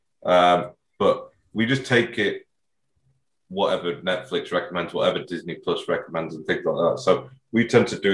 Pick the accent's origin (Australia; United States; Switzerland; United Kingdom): United Kingdom; Sheffield, Yorkshire and the Humber; I'm from Sheffield